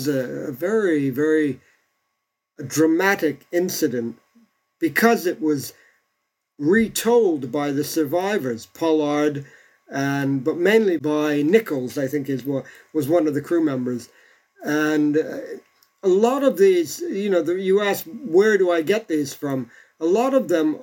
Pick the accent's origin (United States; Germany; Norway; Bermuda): Bermuda; I come from a place that was actually began life as a settlement of castaways.